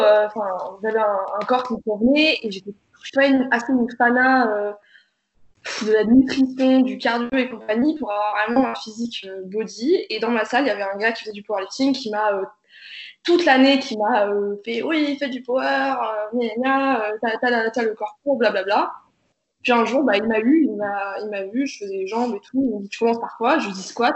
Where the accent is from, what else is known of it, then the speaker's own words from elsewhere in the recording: Ukraine; moved away; je suis née en Ukraine